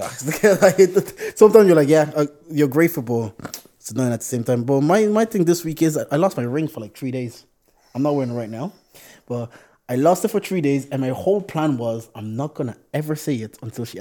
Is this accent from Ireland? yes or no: yes; Balbriggan, Leinster, Ireland; I'm from Barbrigan, so not too far